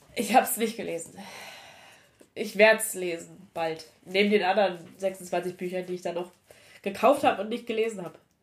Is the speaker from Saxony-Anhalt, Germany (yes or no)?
yes; Saxony-Anhalt, Germany; Ich komme aus Sachsen-Anhalt.